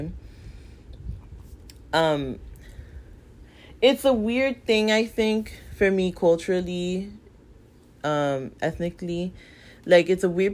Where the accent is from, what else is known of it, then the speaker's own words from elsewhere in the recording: United States; I'm black American. But then my parents are both immigrants from places that have very deep roots in slavery